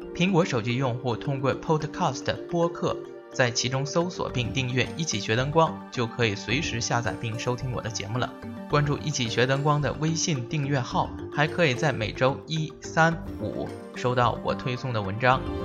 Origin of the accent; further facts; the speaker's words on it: China; 我们中国人